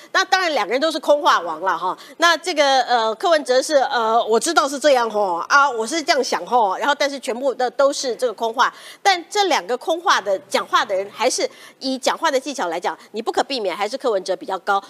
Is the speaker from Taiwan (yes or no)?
yes; Taiwan; 我们台湾人